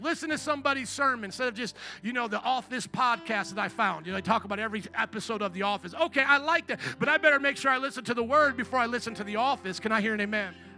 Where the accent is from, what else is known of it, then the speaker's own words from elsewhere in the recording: United States; I am a kingdom citizen before I'm an American citizen, before I'm Polish and Italian